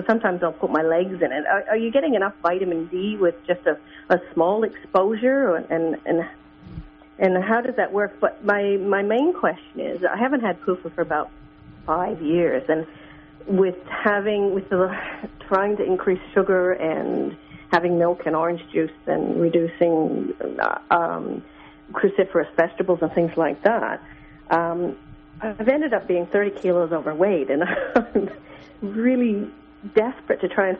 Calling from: Australia

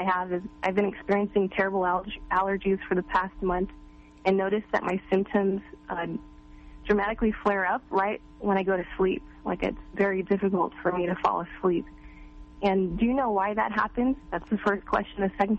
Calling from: California, United States; from the San Francisco Bay Area.

